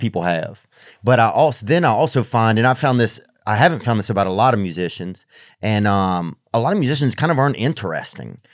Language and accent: English; Louisiana, United States; we're both from Louisiana.